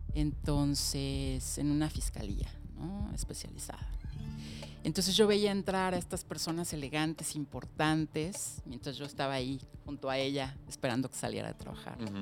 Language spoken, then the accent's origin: Spanish; Mexico City, Mexico; yo nací en la Ciudad de México hace 47 años